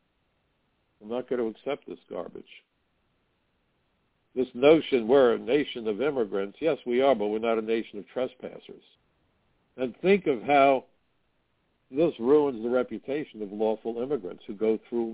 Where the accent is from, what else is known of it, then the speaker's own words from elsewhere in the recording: United States; I'm an American